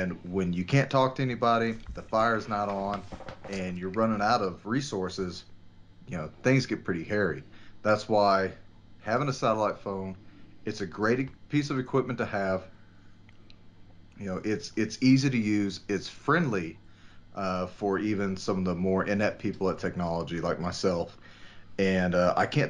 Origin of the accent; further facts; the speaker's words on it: Texas, United States; my home state of Texas